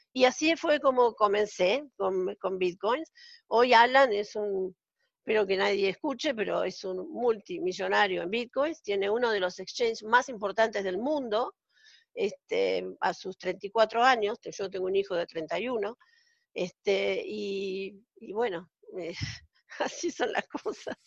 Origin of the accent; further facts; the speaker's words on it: Argentina; moved away as an adult; now in Israel; yo estoy viviendo en Israel desde hace 14 años, soy argentina